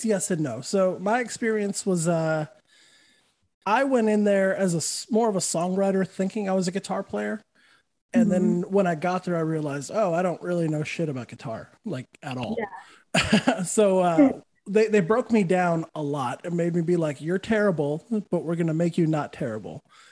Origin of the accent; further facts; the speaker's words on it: Santa Fe, New Mexico, United States; moved away; I'm from Santa Fe